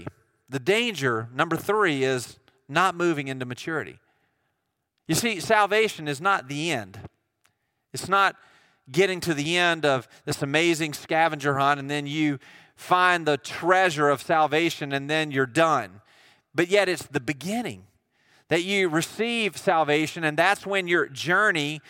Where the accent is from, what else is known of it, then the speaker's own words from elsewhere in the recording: United States; I'm from Jones County